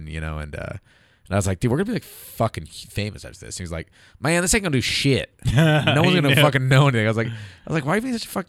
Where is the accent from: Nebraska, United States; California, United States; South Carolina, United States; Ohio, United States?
California, United States; a friend of mine calls me from my hometown in Northern California.